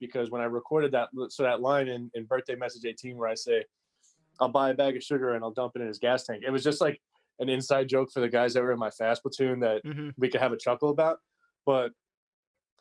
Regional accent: New York City, New York, United States; moved away as an adult; also born or lived in Long Island, New York; I grew up in Canarsie, dude. I lived there till I was 17

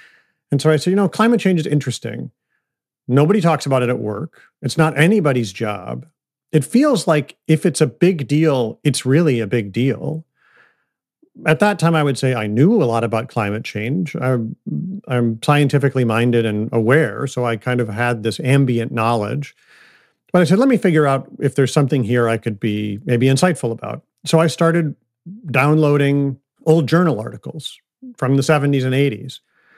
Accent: Ann Arbor, Michigan, United States; So I grew up I was born in 1969 outside of Detroit, Michigan.

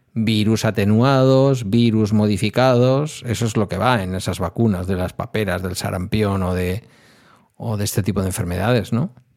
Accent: Basque Country, Spain; Como vasco

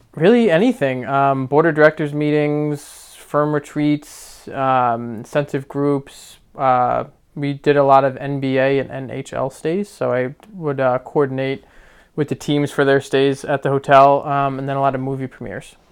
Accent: Verona, New Jersey, United States; moved away as an adult; also born or lived in Queens, New York; now in Long Island, New York, United States; I grew up in a very small town in New Jersey called Verona

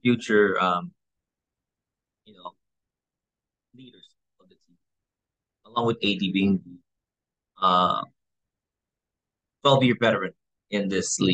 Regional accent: Philippines; in the Philippines, in my home country

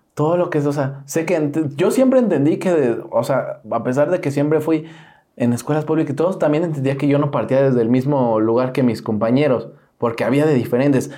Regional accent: Mexico; ahí vivo por Cuapa, ¿no? Que crecí en Cuapa. Y yo dije, soy de Cuapa.

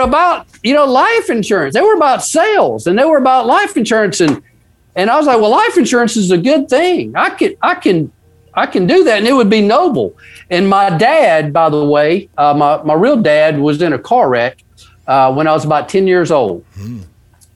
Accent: Mississippi, United States; I'm the boy from Mississippi

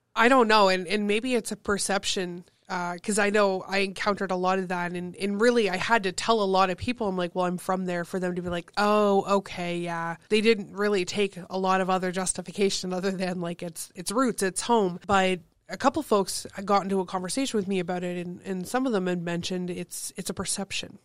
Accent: Thessalon, Ontario, Canada; also born or lived in Kitchener; now in Sault Ste. Marie, Canada; I grew up in Thessalon, one of those small, spread out

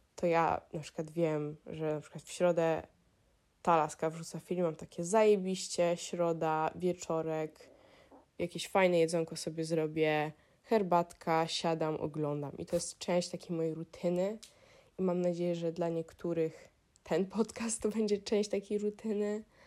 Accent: Warsaw, Masovian Voivodeship, Poland; moved away as an adult; ja jestem oczywiście z Polski, jestem z Warszawy

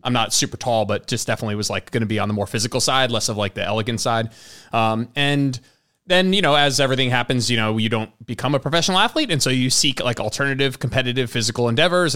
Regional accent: New Jersey, United States; moved away as an adult; now in Texas, United States; I'm originally from New Jersey

